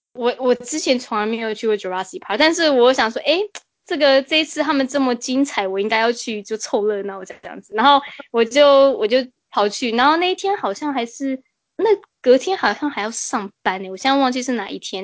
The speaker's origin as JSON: {"language": "Chinese", "town": "Toronto", "region": "Ontario", "country": "Canada", "said": "我们多伦多人的心态"}